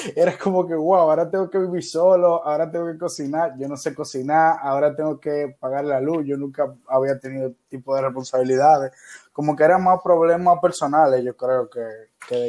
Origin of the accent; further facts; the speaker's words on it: Dominican Republic; also born or lived in Buenos Aires, Argentina; yo quería estudiar cine y en mi país no había carrera de cine. Eh, solo había una eh, de la Universidad Autónoma de Santo Domingo, que es la universidad pública de acá.